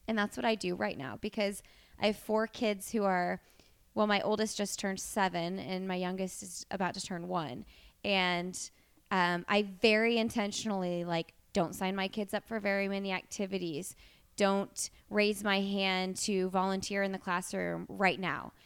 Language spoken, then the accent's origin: English; Bloomington, Indiana, United States; now in Indianapolis, United States; I'm from Bloomington, Indiana